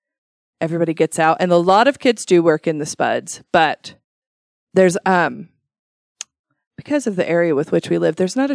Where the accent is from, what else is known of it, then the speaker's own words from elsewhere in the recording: Shelley, Idaho, United States; I grew up in Shelley and never once worked in the potatoes ever.